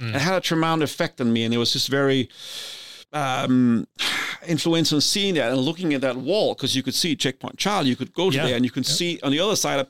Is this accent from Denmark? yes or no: yes; Denmark; So as we've talked about before, I grew up in Denmark. I grew up in the 70s. This is a time when the Cold War is at its height.